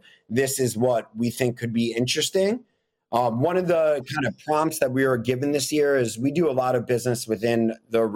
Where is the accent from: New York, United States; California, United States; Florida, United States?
New York, United States; New York City; I grew up in Manhattan living next to a Walgreens